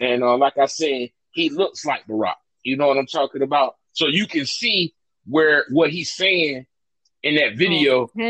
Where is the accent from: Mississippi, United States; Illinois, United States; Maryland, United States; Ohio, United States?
Illinois, United States; Chicago; I taught that dude. I'm from Chicago. His whole shit is my shit.